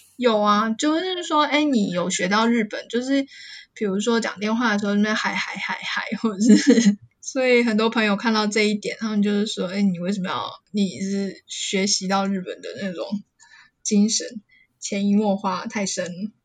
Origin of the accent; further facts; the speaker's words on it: Taiwan; moved away as an adult; now in Japan; 我明明就台湾人